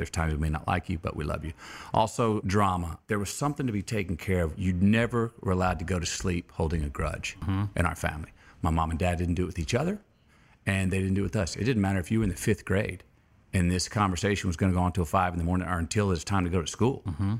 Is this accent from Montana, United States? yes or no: no; Uvalde, Texas, United States; I was born in Uvalde, Texas.